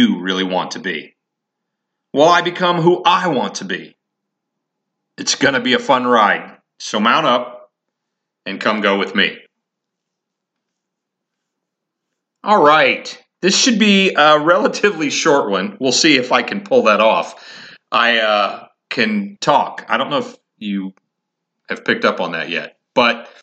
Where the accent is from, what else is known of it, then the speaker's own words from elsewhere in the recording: Indiana, United States; also born or lived in Colorado; now in Massachusetts, United States; I grew up in Indiana